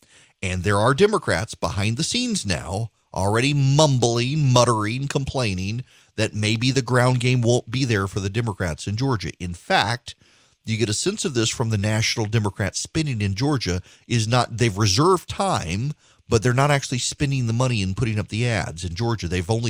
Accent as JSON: {"language": "English", "region": "Dubai", "country": "United Arab Emirates", "tie": "born or raised there", "said": "I grew up in Dubai, grew up in the Middle East, grew up in Dubai. And when I was growing up in the 1980s in Dubai, any reference to Israel was redacted."}